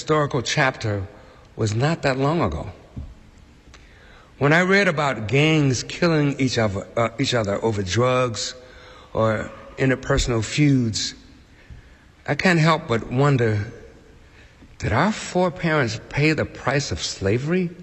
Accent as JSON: {"language": "English", "town": "Chicago", "region": "Illinois", "country": "United States", "tie": "born or raised there", "said": "My dear parents, Winnie and Wayman, who came from Georgia, had been faced with rampant racism during their lifetimes and growing up in Chicago. I had a taste of it"}